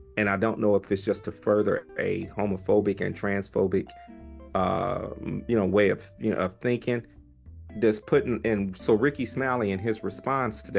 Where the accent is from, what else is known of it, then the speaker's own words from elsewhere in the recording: Mid-South, United States; I'm from the Mid-South